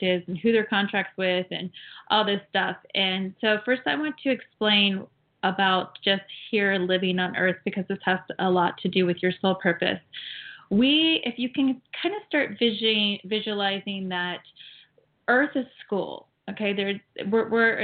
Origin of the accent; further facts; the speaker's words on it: Ohio, United States; also born or lived in Florida; now in California, United States; I grew up and raised in Ohio, but then I lived in Florida for 24 years.